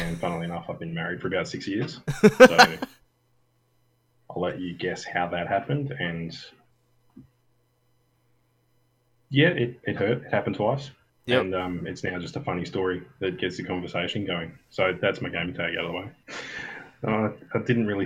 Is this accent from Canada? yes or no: no; Western Australia, Australia; I'm from Western Australia